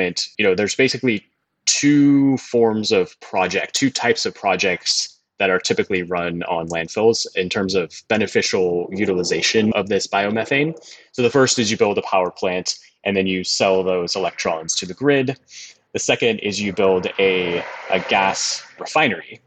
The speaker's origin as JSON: {"language": "English", "town": "San Francisco", "region": "California", "country": "United States", "tie": "born or raised there", "said": "I grew up in San Francisco and the North Bay"}